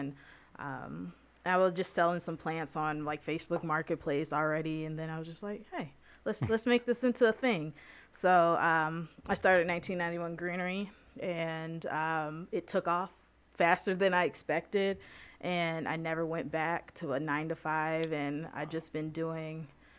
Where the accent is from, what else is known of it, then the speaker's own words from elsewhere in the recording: Grand Blanc, Michigan, United States; moved away as an adult; now in Lansing, United States; I was born in Grand Blanc, Michigan, so not too far from Flint